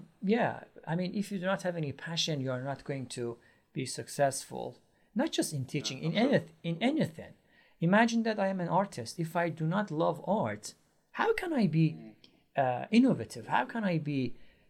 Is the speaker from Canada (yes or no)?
no; Iran; English is a second language; moved away as an adult; now in Istanbul, Turkey; I am originally from Iran. But I live in Istanbul, Turkey